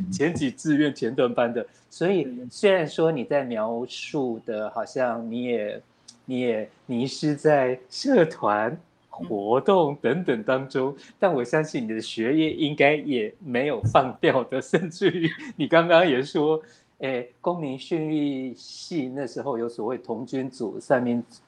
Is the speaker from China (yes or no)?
no; Taipei, Taiwan; 我是一个台北人哦